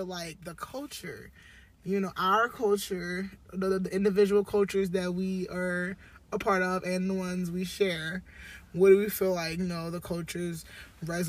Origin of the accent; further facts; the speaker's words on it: United States; I am from America